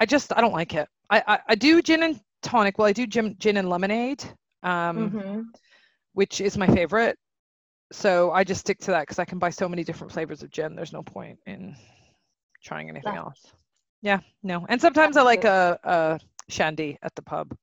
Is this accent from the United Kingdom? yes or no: no; Canada; we're three Canadian girls